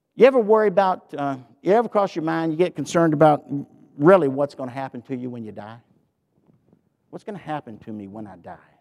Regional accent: the South, Southern United States, United States; accent: southern; my southern accent

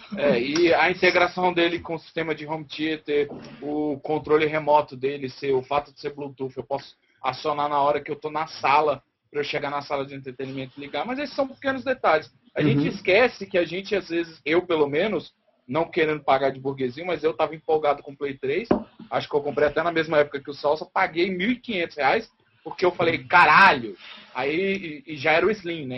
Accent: Brazil

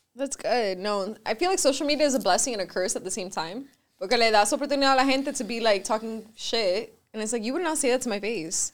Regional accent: Miami, Florida, United States; first language Spanish; English is a second language; I'm Cuban. I was born here, but like I'm Cuban. Like my mom raised me Cuban. Like my first language was Spanish

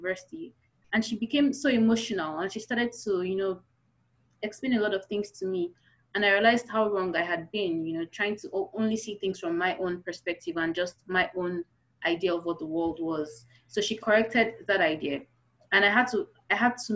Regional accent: Kogi, Nigeria; we are an ethnic group in Kogi State

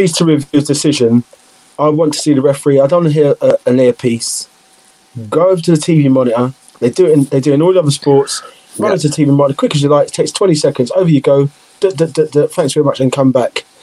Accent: Liverpool, North West England, United Kingdom; accent: Liverpool; I'm Liverpool, so you can hear my accent

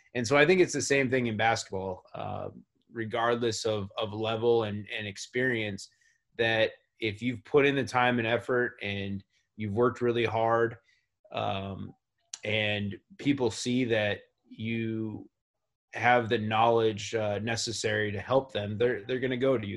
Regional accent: Tucson, Arizona, United States; growing up in Tucson, where uh, Pac-12 basketball and University of Arizona basketball is really popular

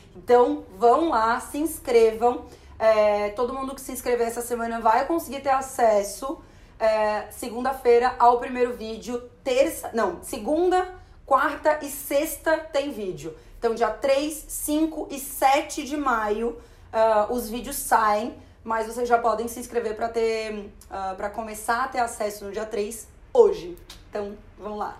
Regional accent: Florianópolis, Santa Catarina, Brazil; a gente é de Florianópolis

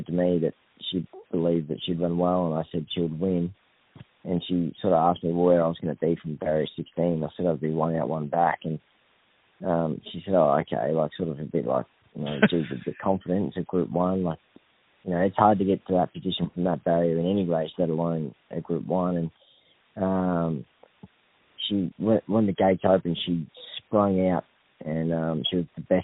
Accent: Victoria, Australia; also born or lived in Coffs Harbour, New South Wales / Grafton, New South Wales; now in Queensland, Australia; had my ups and downs growing up in Victoria and left there and moved to Coffs Harbour

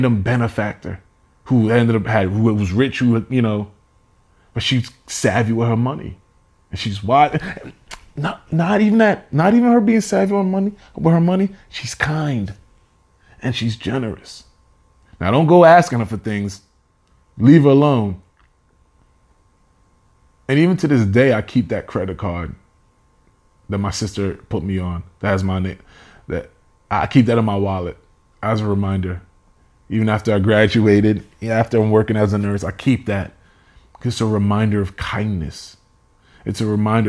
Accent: Nigeria; I am Nigerian, so I will talk about me being educated.

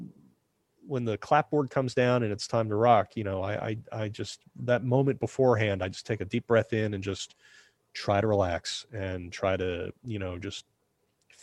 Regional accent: New Jersey, United States; I'm from New Jersey

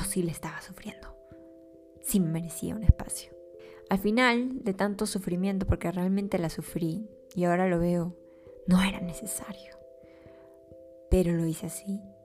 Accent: Peru; mi país

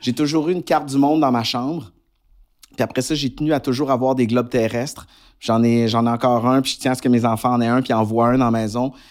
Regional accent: Quebec, Canada

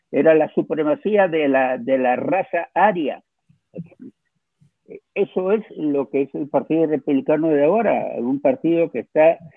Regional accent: United States; Nosotros somos norteamericanos, estadounidenses. Tenemos que empezar a portarnos como estadounidenses de manera global

